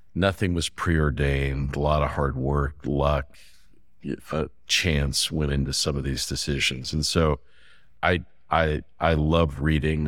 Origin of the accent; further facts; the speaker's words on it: Fresno, California, United States; I grew up in California. I, I grew up in a place called Fresno, outside of Fresno